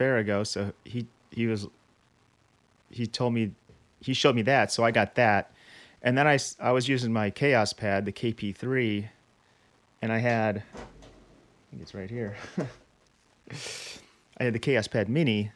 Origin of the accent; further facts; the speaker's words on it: Chicago, Illinois, United States; moved away; I'm from Chicago originally